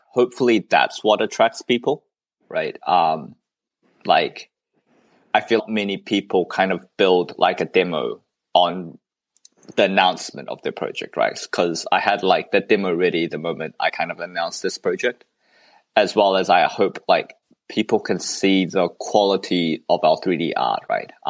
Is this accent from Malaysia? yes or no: yes; Malaysia